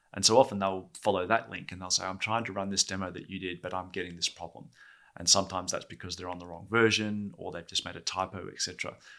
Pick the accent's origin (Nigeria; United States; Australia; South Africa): Australia; Perth, Western Australia; I was born in Perth, Australia, and work at Oracle in Perth, Australia